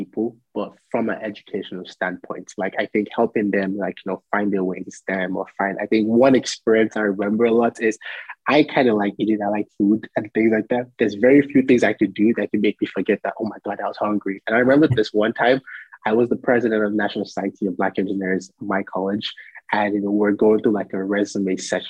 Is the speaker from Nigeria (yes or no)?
yes; Nigeria; now in United States; growing up in Nigeria where, you know, almost everybody is Black